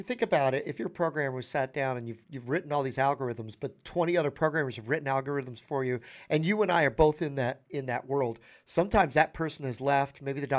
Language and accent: English; New York, United States; remember, I'm from New York, he's from Jersey, and there's that.